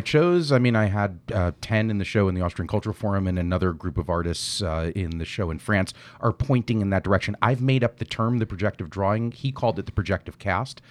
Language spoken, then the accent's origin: English; New York, United States; I grew up in New York